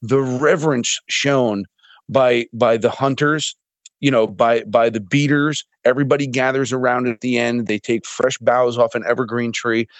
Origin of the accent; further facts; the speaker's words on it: United States; as an American hunter